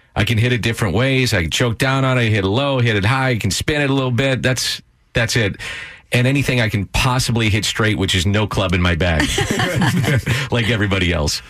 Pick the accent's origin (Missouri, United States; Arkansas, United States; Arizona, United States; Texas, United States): Missouri, United States; St. Louis; I grew up in South St. Louis